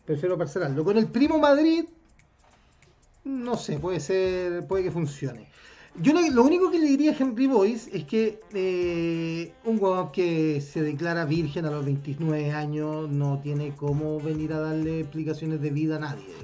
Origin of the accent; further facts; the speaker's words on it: Chile; como chilenos